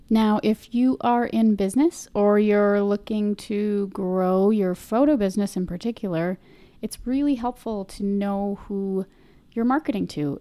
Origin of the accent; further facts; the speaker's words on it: Minnesota, United States; I'm from Minnesota, so, you know, sometimes these accent things come out a little strange